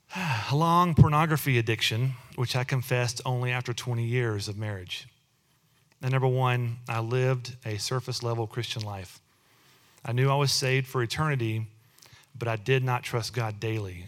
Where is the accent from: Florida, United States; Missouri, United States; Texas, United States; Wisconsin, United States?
Texas, United States; both Amy and I were born and raised in Texas.